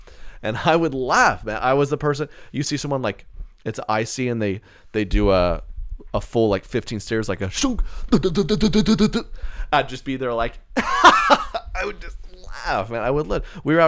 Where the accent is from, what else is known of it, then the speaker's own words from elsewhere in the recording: Southern United States, United States; growing up in the Bible Belt, that was a classic